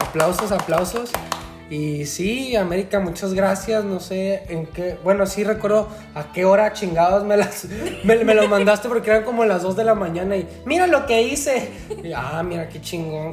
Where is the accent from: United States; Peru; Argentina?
United States; El Paso, Texas; now in Fort Worth, United States; como somos de la frontera, güey, somos básicamente, bueno, pues nacimos en El Paso, Texas